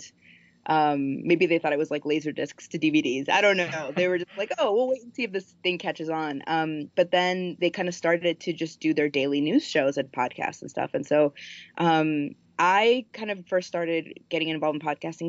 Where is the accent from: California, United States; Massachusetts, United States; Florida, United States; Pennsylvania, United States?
Florida, United States; Miami; moved away as an adult; also born or lived in Colombia / New York / Washington, District of Columbia, United States; now in Minneapolis, United States; Miami, where I grew up. And I moved from Columbia when I was four to Miami.